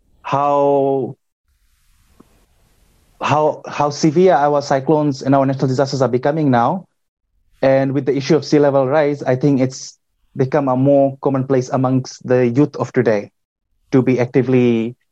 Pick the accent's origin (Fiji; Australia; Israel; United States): Fiji; Nadi, Western Division; I grew up in Nandi, which is the western part of Viti Levu